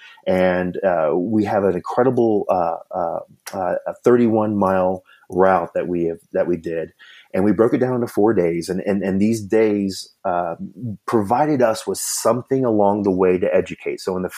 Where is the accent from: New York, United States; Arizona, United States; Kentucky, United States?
Kentucky, United States; I grew up in Kentucky